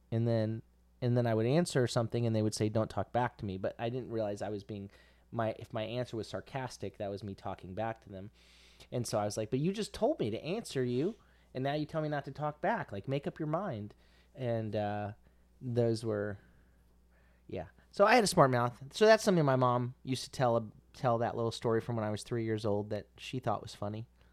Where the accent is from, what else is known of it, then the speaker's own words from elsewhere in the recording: Central Florida, United States; I'm not from South Florida, I'm from Central Florida